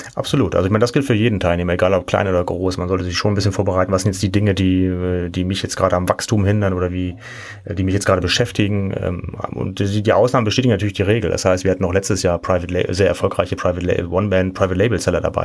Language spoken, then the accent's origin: German; Kiel, Schleswig-Holstein, Germany; now in Cologne, Germany; ich komme ursprünglich aus Kiel, ähm, wohne aber jetzt schon seit siebzehn Jahren in Köln